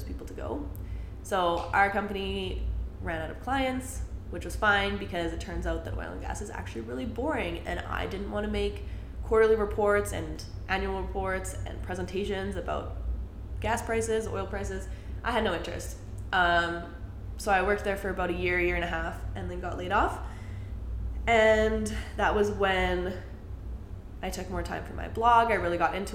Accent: Calgary, Alberta, Canada; I grew up in Calgary, still live in Calgary

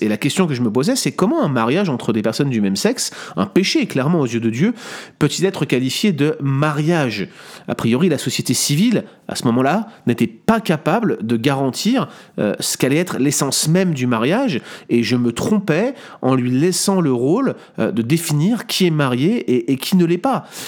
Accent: France; en tant que bon français

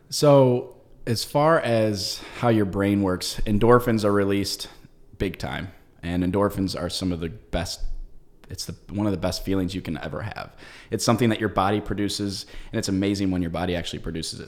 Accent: United States; I love being an American.

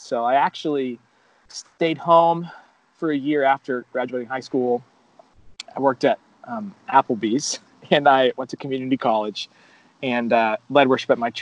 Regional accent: South Florida, United States; moved away as an adult; also born or lived in Virginia; I'm from South Florida, so going out of state to college was like not an option for me personally. We didn't have a ton of money growing up

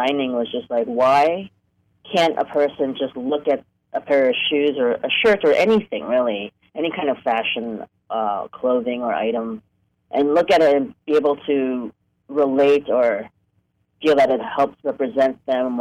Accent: New York, United States; moved away as an adult; also born or lived in Hong Kong; now in Los Angeles, United States; I grew up in New York. I was born in Hong Kong, but I grew up in New York and moved to L.A. for college in 1993.

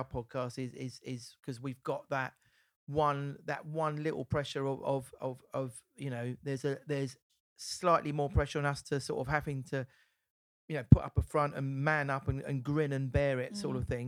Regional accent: Essex, East of England, United Kingdom; come from Essex, so I'm proud of my Essex roots.

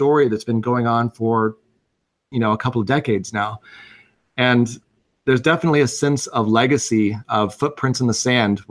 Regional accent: Missouri, United States; moved away; I grew up in Missouri, and I had a big gaming group that I absolutely adored back home

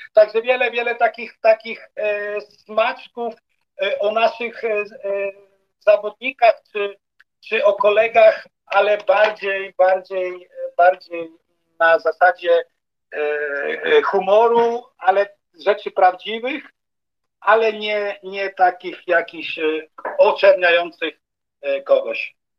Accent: Wrocław, Lower Silesian Voivodeship, Poland; moved away as an adult; also born or lived in Vienna area, Austria; now in Bregenz, Austria; Wrocław, stare miasto, gdzie się urodziłem

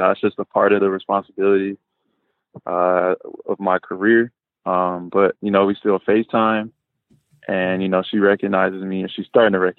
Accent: Los Angeles, California, United States; also born or lived in San Diego; I was born in San Diego, but we moved north to Los Angeles when I was 8 years old

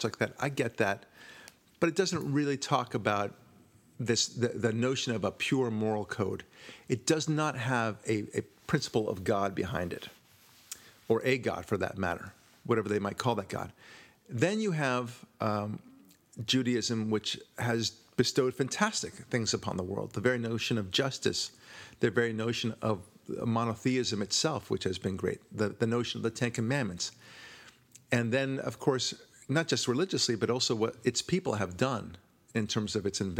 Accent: United States; also born or lived in Israel; I'm proud of being an American

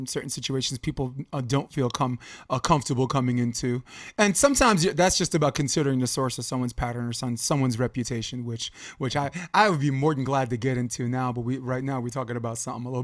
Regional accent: New York, United States; I'm from New York

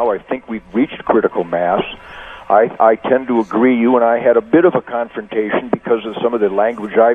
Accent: Detroit, Michigan, United States; Even though I'm a street fighter, I'm from Detroit.

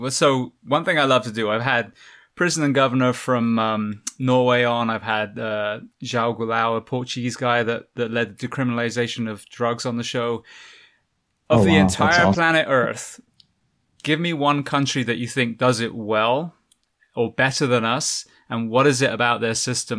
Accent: England, United Kingdom; the NHS, I came from England, an amazing system.

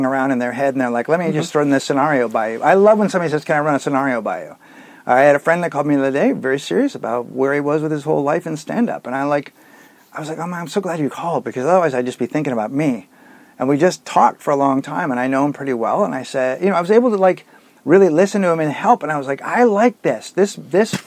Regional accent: San Francisco, California, United States; growing up in San Francisco

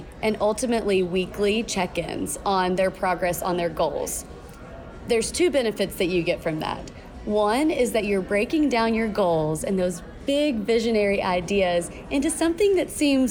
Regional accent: Kentucky, United States; now in Boise, United States; Born and raised in Kentucky, but now called Boise home

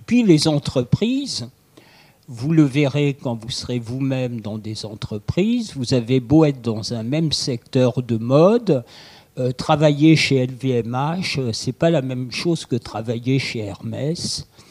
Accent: France; pour nous assembler comme Français

